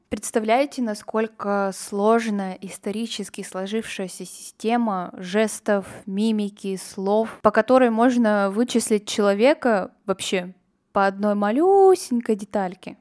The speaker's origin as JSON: {"language": "Russian", "town": "Kurgan", "region": "Kurgan Oblast", "country": "Russia", "tie": "born or raised there", "moved": "yes", "lives_now": "Saint Petersburg, Russia", "said": "я очень горжусь, что я родом из Кургана, я люблю свой родной город"}